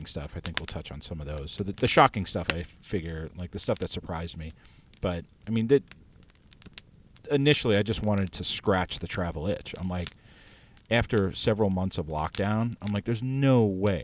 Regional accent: United States; moved away; also born or lived in New York City; as an American

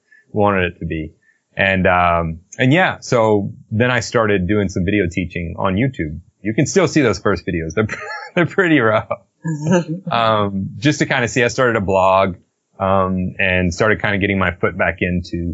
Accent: South Mississippi, United States; I was born and raised in South Mississippi

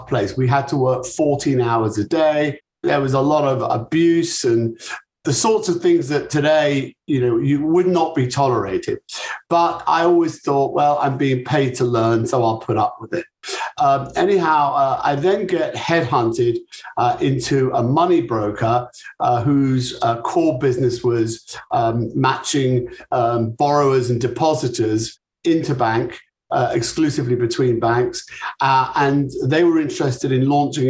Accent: United Kingdom; accent: British; moved away as an adult; also born or lived in Chicago; my British accent

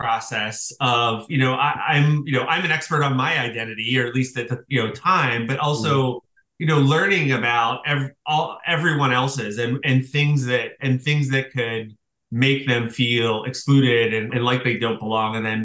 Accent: Pittsburgh, Pennsylvania, United States; moved away; so I grew up in Pittsburgh. I was from, you know, a very working class family.

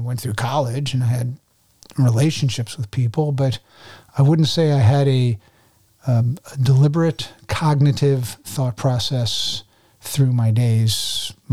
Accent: New Jersey, United States; I was born in New Jersey, two parents, three older sisters, Jewish family. And uh, the Jewish blood goes all the way back on both sides

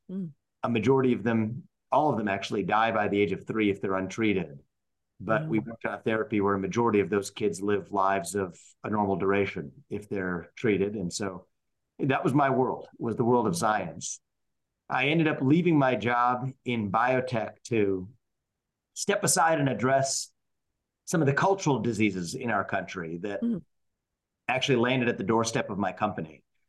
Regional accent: Cincinnati, Ohio, United States; now in Columbus, United States; So I was born and raised in Cincinnati, Ohio. I'm talking to you from my house in Columbus today. And I was a kid of Indian immigrants who came to this country with not a lot of money, but with a real focus on education and the family and our faith.

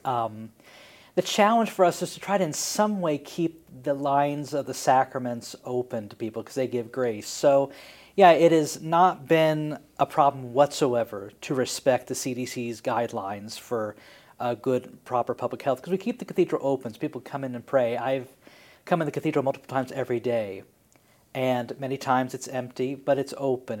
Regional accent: Springfield, Illinois, United States; I grew up in Springfield

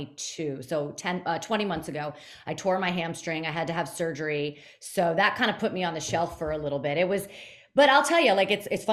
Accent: Fort Lauderdale, Florida, United States; growing up in the Fort Lauderdale area

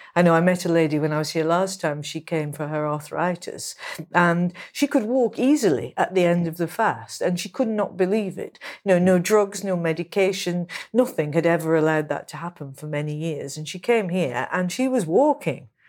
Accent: England, United Kingdom; I'm a writer from England

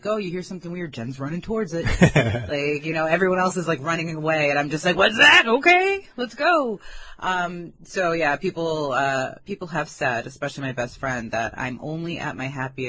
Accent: Merrick, New York, United States; I'm from Merrick

